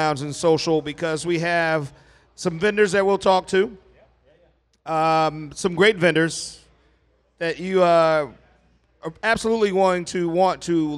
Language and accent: English; Kansas City, Missouri, United States; This is hometown, born and raised in Kansas City